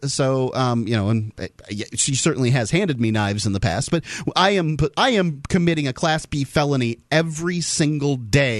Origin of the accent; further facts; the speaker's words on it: the South, United States; Now, I'm from the South